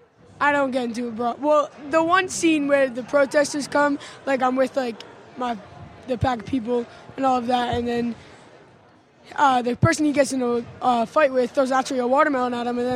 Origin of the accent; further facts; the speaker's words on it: Toms River, New Jersey, United States; I'm from Jersey, actually.